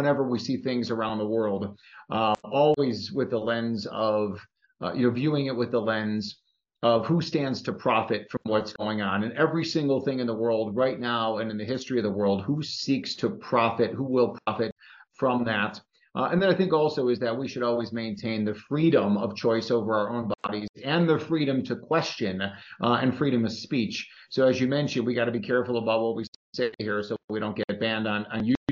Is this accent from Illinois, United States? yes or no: yes; Chicago, Illinois, United States; my hometown of Chicago